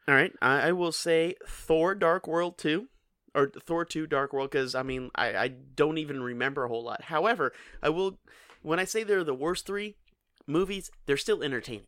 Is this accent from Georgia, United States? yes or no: no; Kenner, Louisiana, United States; I grew up in Kenner